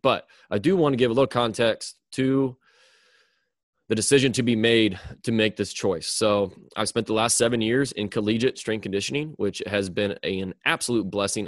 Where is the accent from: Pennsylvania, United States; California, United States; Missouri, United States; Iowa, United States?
Missouri, United States; Mound City; now in Liberty, United States; move back to my hometown, which is in Mound City, Missouri